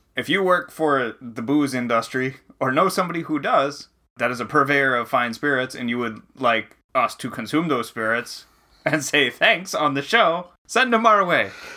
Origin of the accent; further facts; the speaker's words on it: New Hampshire, United States; growing up in New Hampshire